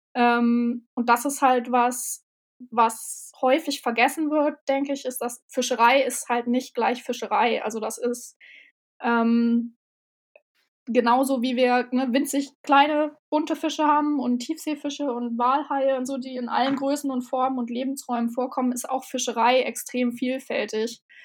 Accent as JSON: {"language": "German", "region": "Berlin", "country": "Germany", "tie": "born or raised there", "also_born_or_lived": "Hamburg", "moved": "yes", "lives_now": "Bremen, Germany", "said": "Also ich bin in Berlin geboren und groß geworden und habe in Hamburg gelebt, jetzt lebe ich in Bremen."}